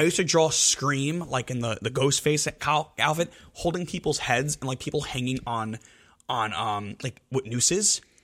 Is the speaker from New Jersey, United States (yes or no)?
yes; Elmwood Park, New Jersey, United States; I'm from Elmwood Park